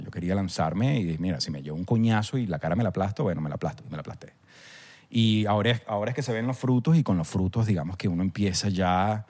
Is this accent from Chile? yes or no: no; Venezuela; nos pega a nosotros como venezolanos